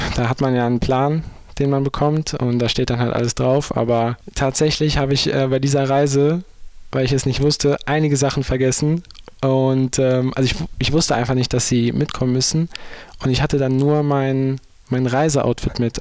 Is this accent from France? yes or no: no; Düsseldorf, North Rhine-Westphalia, Germany; ich bin ja schon in Deutschland groß geworden